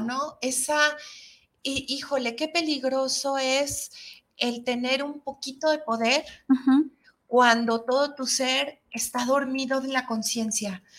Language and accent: Spanish; Mexico; somos los mexicanos